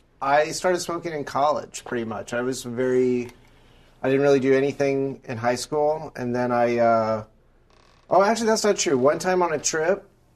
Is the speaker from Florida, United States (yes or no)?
yes; Florida, United States; I'm from Florida